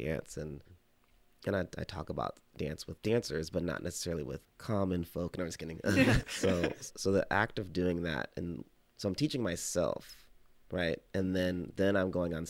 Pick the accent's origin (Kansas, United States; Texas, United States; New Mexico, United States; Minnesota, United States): Texas, United States; also born or lived in Oklahoma; I grew up in Texas and Oklahoma